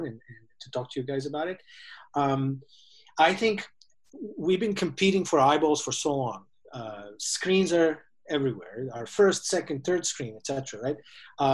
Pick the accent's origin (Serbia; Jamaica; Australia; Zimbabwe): Serbia; moved away as an adult; also born or lived in San Francisco; I am originally from Serbia. I came to San Francisco to do my MBA back in 2002